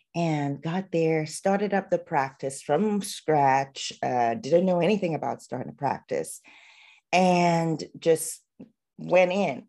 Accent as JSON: {"language": "English", "country": "Trinidad & Tobago", "tie": "born or raised there", "moved": "as an adult", "lives_now": "United States", "said": "I am a girl from Trinidad, so Trinidad and Tobago, and where I grew up in my culture"}